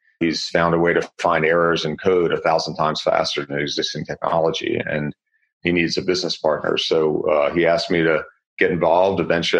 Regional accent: Southern Virginia, United States; moved away as an adult; now in California, United States; I grew up in Southern Virginia, moved out to California 36 years ago

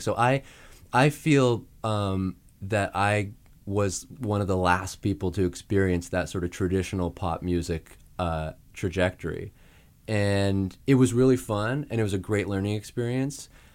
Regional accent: Saskatoon, Saskatchewan, Canada; moved away as an adult; I'm from Saskatoon, Saskatchewan in Canada.

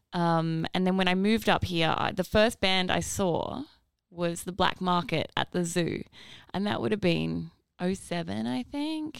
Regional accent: Northern Rivers, New South Wales, Australia; now in Brisbane, Australia; I'm from New South Wales.

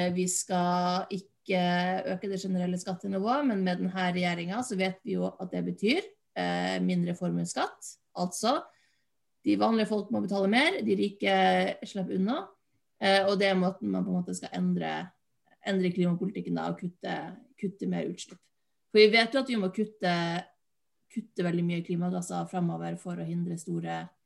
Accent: Finnmark, Norway; moved away; also born or lived in Bergen / Oslo; jeg kommer jo fra Finnmark. Men jeg bodde i Oslo

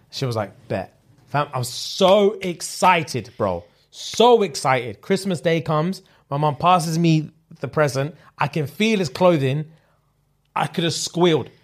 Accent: United Kingdom

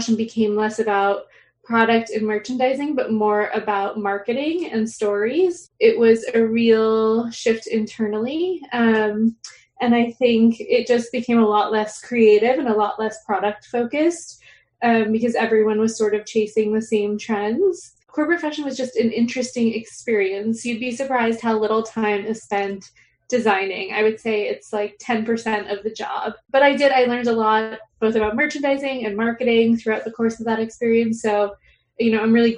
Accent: South Florida, United States; moved away; I am originally from South Florida

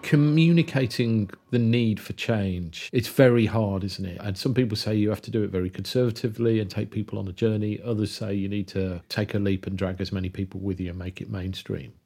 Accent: Kidderminster, West Midlands, United Kingdom; Where I grew up in Kidderminster

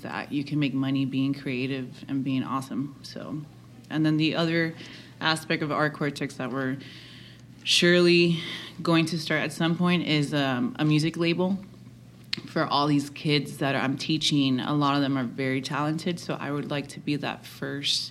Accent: Hialeah, Florida, United States; We grew up together, and we are two little girls from Hialeah that had big dreams

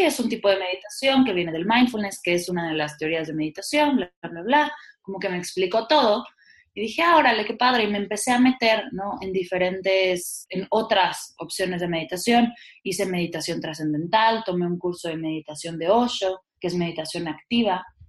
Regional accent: Mexico

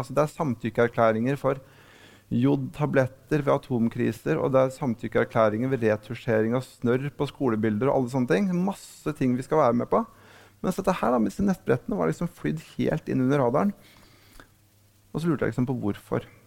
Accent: Lillehammer, Innlandet, Norway; lokalavisa hjemme på Lillehammer

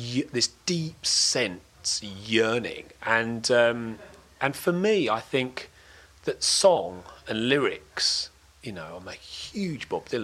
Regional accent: Crayford, London, United Kingdom; also born or lived in Dartford; I was born in Dartford Hospital, and grew up in a place called Crayford

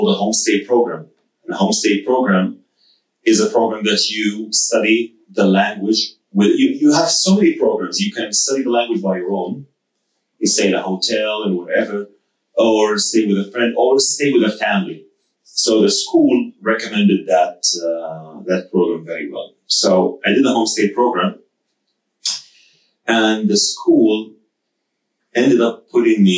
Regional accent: Saudi Arabia; now in United Arab Emirates; I was born and raised in Saudi Arabia to a Saudi Egyptian family.

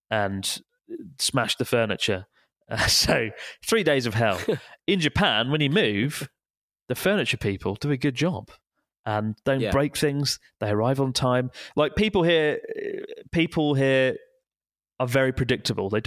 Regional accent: Madeira, Portugal; English is a second language; now in Antwerp, Belgium; I'm Portuguese from Madeira Island, currently living in Antwerp, Belgium.

